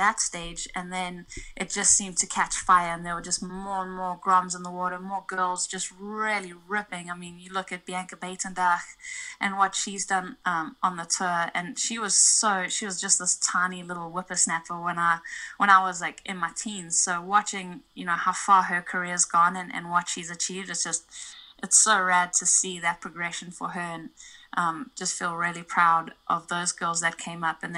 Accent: East London, Eastern Cape, South Africa; now in California, United States; my hometown, East London

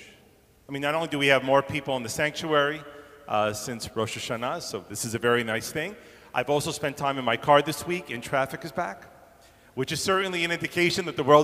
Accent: New York, United States; now in Toronto, Canada; growing up in New York, I grew up in a place where streets were given numbers or letters

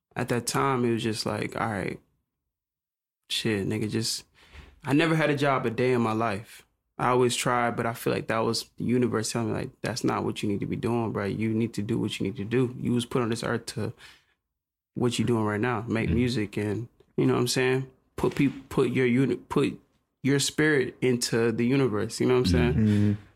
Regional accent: Conyers, Georgia, United States; I'm coming from Conyers, Rockdale, you know what I'm saying? Mm. Like, I don't, like, when you coming from there, it's just like, damn, like, you go to Atlanta, it's like, oh, shit.

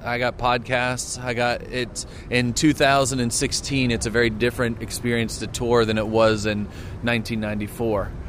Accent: United States

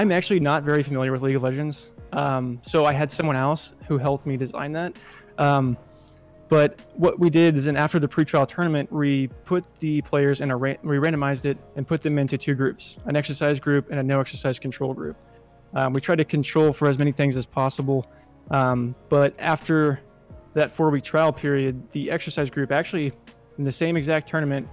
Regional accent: Kansas City, United States; I moved back to Kansas City, which is my hometown

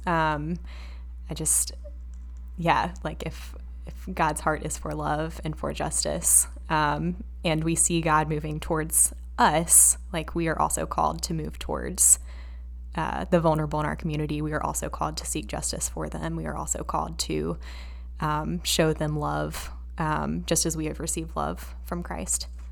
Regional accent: Asheville, North Carolina, United States; we grew up in Asheville

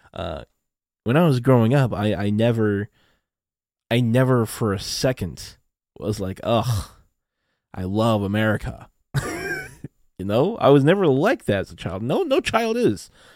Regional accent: Renton, Washington, United States; I was born in Washington State, in a little, in a little city called Renton. So I am a U S citizen, and I have been living in the U S my entire life

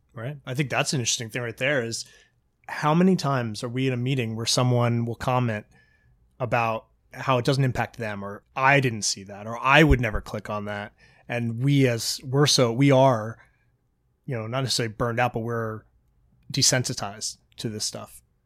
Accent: Virginia, United States; moved away; people I grew up with in Virginia

